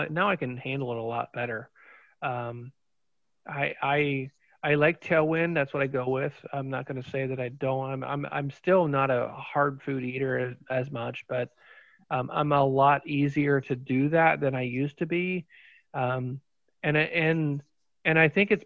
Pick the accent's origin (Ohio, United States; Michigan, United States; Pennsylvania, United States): Ohio, United States; Fairborn; I grew up in Fairborn, so Yellow Springs is like my bag right there